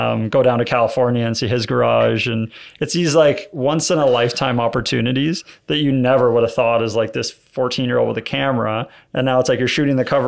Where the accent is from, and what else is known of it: Hamilton, Ontario, Canada; born or raised there